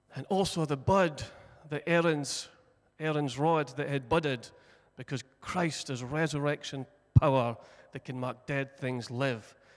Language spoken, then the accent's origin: English; Broch, Scotland, United Kingdom; born and bred in the Brough, broughed up